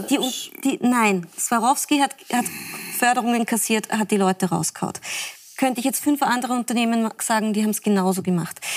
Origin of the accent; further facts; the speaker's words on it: Salzburg, Austria; bin Salzburgerin.